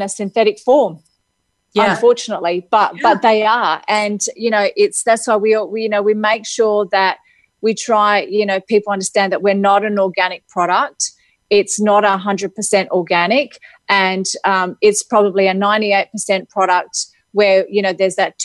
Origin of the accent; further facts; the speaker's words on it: Adelaide, South Australia, Australia; moved away; the city that I come from